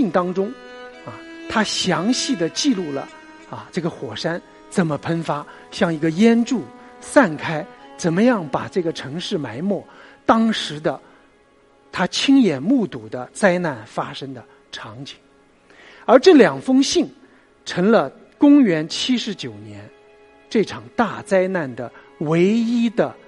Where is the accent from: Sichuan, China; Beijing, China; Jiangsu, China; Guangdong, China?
Jiangsu, China; Nanjing; 我的老家在南京。我是一个喝长江水长大的，